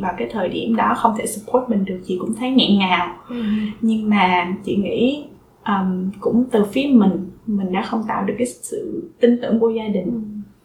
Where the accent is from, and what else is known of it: Vietnam; moved away